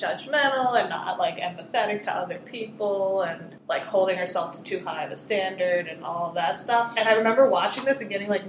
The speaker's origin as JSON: {"language": "English", "town": "Philadelphia", "region": "Pennsylvania", "country": "United States", "tie": "born or raised there", "said": "I grew up in the Philly area"}